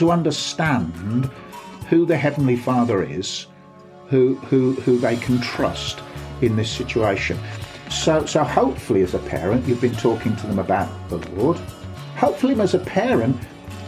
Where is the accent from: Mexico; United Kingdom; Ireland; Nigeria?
United Kingdom; Birmingham, West Midlands; accent: Brummy; moved away as an adult; also born or lived in West Country; now in Bath, United Kingdom; my accent is not classic Black Country, so I it's not like people in Dudley, but it's pretty Brummy.